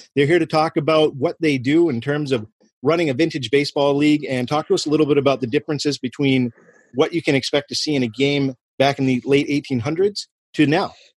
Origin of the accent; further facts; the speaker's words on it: Clinton, Massachusetts, United States; I grew up right outside of Clinton, Massachusetts